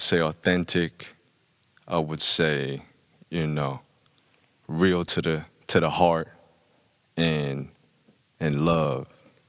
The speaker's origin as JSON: {"language": "English", "country": "Hong Kong", "tie": "born or raised there", "also_born_or_lived": "United Kingdom / Shanghai", "moved": "yes", "lives_now": "Los Angeles, United States", "said": "Yeah, I grew up in Hong Kong, you know what I mean? Most of my younger days, and then I moved to the UK. Was there for a while, and then I moved to Shanghai, and was there for a while. And now I'm in LA."}